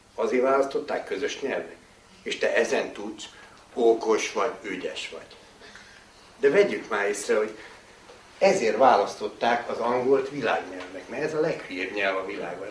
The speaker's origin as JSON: {"language": "Hungarian", "country": "Hungary", "said": "magyar vagyunk"}